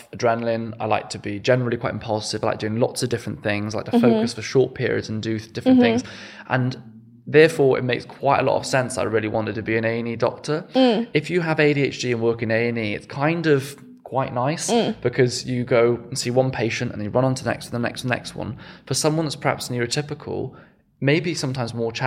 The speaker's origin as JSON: {"language": "English", "region": "West Wales", "country": "United Kingdom", "tie": "born or raised there", "also_born_or_lived": "Exeter", "moved": "as an adult", "lives_now": "London, United Kingdom", "said": "I am Welsh. I was born in West Wales. I went to state schools there, and my family lived in kind of a small cottage"}